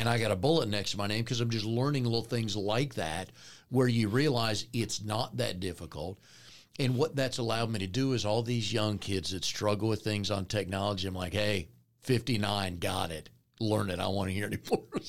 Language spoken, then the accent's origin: English; Raleigh, North Carolina, United States; I grew up here in Raleigh